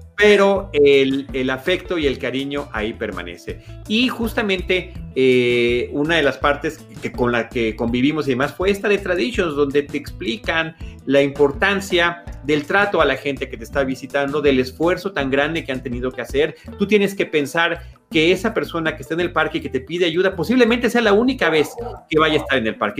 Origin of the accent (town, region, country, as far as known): Mexico